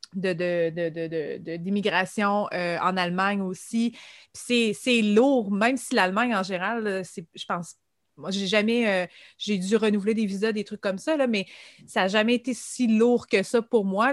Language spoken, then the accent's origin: French; Quebec, Canada; en tant que Québécois